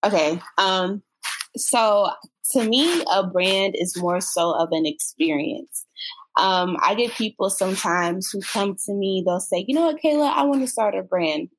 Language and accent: English; Florida, United States; moved away as an adult; also born or lived in Jacksonville, Florida; now in Atlanta, United States; I'm from Florida. I spent most of my life in Florida